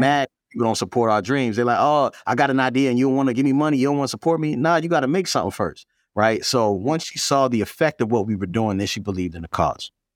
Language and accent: English; Baltimore, Maryland, United States; I grew up in Baltimore